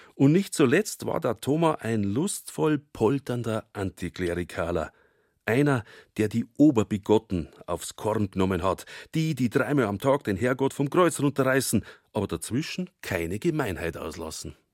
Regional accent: Altötting, Bavaria, Germany; accent: Bavarian; first language Bavarian; bei uns in Altötting, nicht einmal im Umland

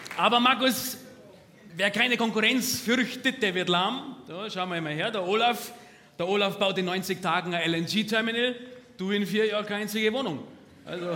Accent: Stefans Riertheim, Bavaria, Germany; bei uns in Stefans Riertheim

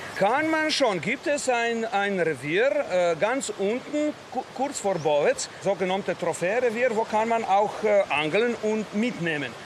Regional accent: Trenta, Slovenia; German is a second language; Bei uns in Trenta

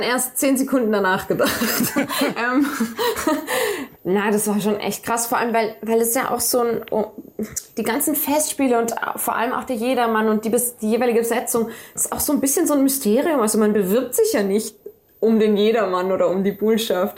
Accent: Salzburg, Austria; first language German; also born or lived in Dorfgastein; ich komme aus Salzburg, ich bin hier aufgewachsen

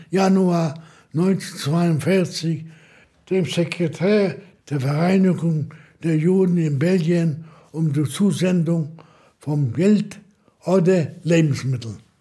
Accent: Łódź, Łódź Voivodeship, Poland; Ich komme aus Lodz, geboren in Lodz, ging zur Schule in Lodz

